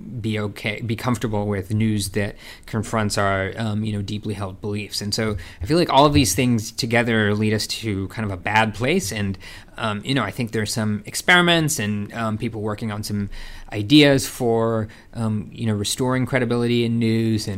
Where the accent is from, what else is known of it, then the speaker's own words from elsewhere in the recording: California, United States; I grew up in California